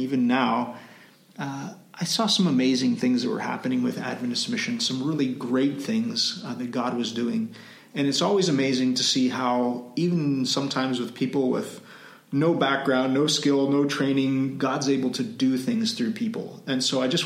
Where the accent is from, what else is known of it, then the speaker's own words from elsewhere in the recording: Canada; moved away as an adult; also born or lived in Cambodia / Timor-Leste; now in Philippines; I'm from Canada